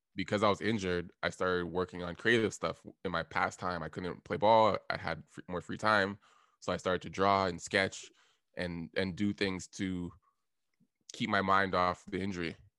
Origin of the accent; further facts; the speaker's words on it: Toronto, Ontario, Canada; also born or lived in Ottawa; I live in Toronto right now. Um, I grew up in Scarborough.